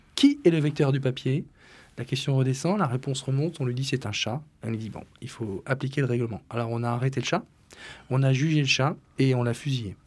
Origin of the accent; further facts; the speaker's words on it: Flanders and Artois, Hauts-de-France, France; Flandre et Artois, c'est mon pays d'origine